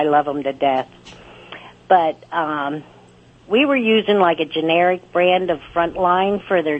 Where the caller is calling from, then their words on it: Moton, Pennsylvania, United States; Moton, Pennsylvania.